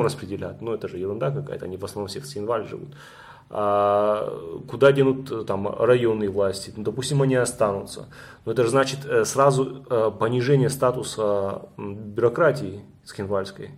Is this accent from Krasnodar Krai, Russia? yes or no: no; North Ossetia–Alania, Russia; я северянин, у меня нету никого в Южной Осетии, ни родственников, никого